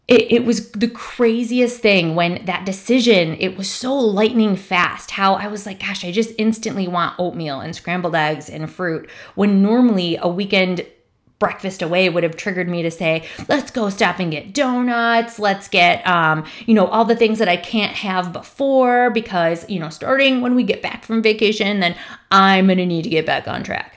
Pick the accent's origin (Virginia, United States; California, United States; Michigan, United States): Michigan, United States; I'm from Michigan